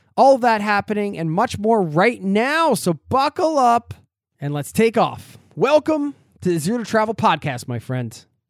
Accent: outside of Philadelphia, Pennsylvania, United States; where I grew up outside of Philadelphia

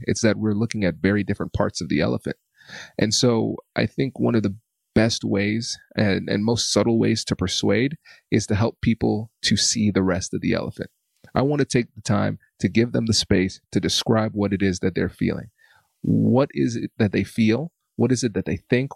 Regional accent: United States; growing up in America

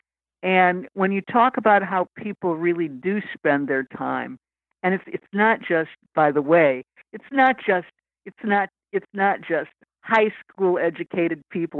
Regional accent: Lansing, Michigan, United States; moved away; I grew up in Lansing, Michigan

